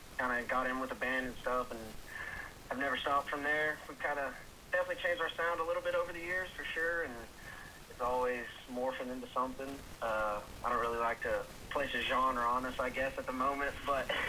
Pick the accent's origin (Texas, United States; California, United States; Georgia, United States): Texas, United States; Lubbock; growing up in Lubbock is known for being one of the biggest music